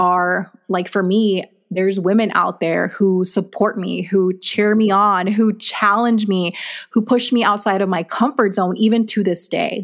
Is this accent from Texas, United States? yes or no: yes; Texas, United States; also born or lived in Mexico; now in Arizona, United States; I was born in Mexico. Um, we grew up majority of our childhood in Texas, moved to Arizona.